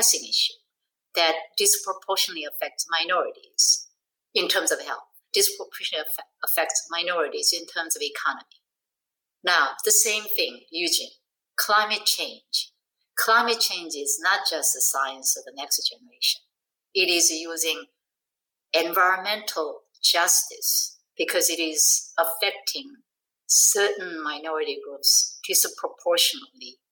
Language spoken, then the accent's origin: English; South Korea; moved away; I'm from Korea